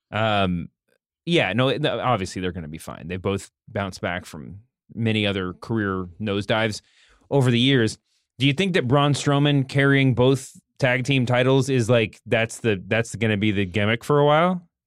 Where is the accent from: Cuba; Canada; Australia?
Canada; But um, as a Canadian, yeah.